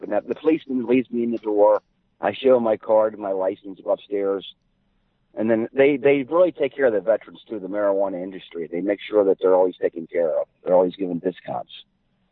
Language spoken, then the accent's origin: English; Ohio, United States; we're from Ohio